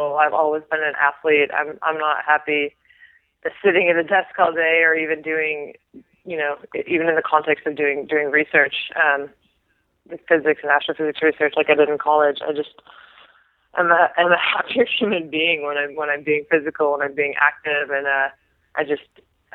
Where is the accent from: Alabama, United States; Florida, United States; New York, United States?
New York, United States; now in California, United States; I am from New York. I'm good. I did my time there. I don't need to go back